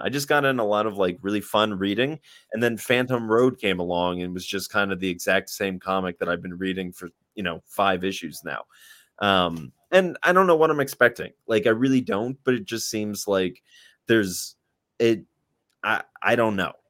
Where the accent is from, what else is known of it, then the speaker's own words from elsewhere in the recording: United States; I'm an American